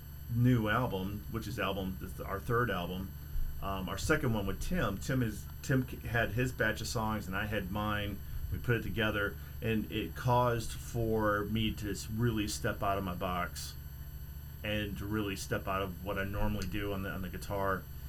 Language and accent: English; Lake County, Illinois, United States; I'm from Lake County, Illinois.